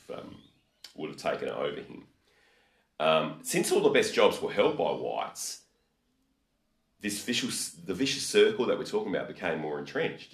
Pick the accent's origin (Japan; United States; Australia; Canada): Australia; we're Australian